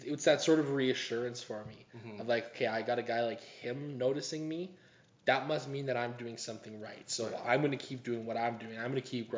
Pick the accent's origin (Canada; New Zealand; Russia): Canada; Calgary, Alberta; I moved down to Calgary with my family when I was a wee young baby. So my mom could be closer to her family. She's a Calgarian, dad's an Edmontonian. And yeah, so I grew up in Calgary my whole life